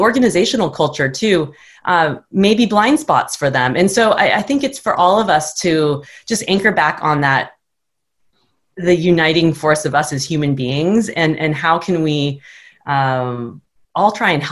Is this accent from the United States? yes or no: yes; United States; also born or lived in Japan; as a Westerner, and especially as an American